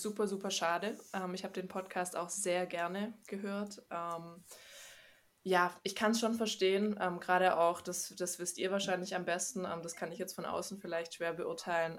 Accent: Stuttgart, Baden-Württemberg, Germany; ich komme aus Stuttgart, ähm, bin hier auch geboren und ausgewachsen

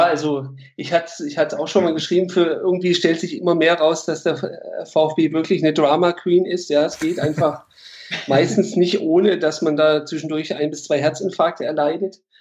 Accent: Stuttgart, Baden-Württemberg, Germany; in Bad Cannstatt geboren

